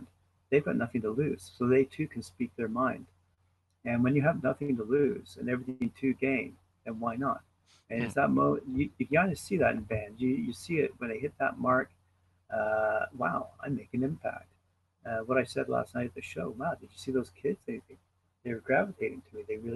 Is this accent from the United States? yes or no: no; Canada; as a Canadian